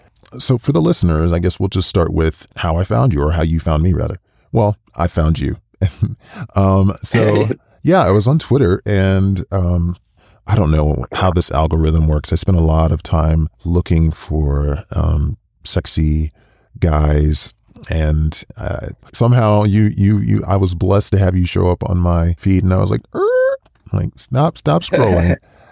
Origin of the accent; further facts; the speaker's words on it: United States; I mean, I'm from the States, so how could I know necessarily